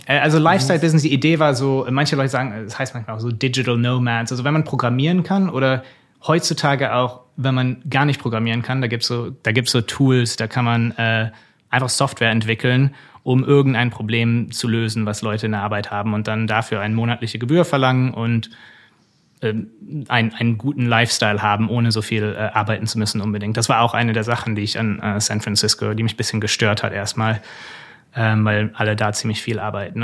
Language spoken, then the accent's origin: German; Germany; moved away as an adult; also born or lived in United States; als Deutscher